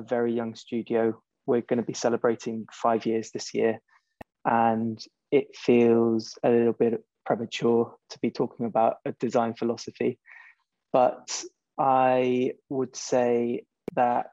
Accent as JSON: {"language": "English", "country": "Spain", "tie": "born or raised there", "also_born_or_lived": "China", "moved": "yes", "lives_now": "United Kingdom", "said": "I was born and brought up in Spain"}